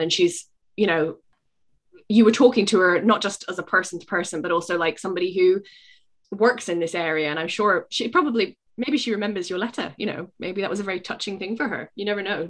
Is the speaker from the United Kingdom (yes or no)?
yes; United Kingdom; as a British person